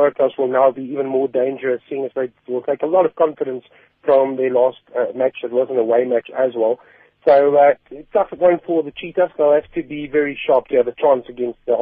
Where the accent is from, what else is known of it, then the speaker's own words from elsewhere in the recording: South Africa; us as South African rugby fans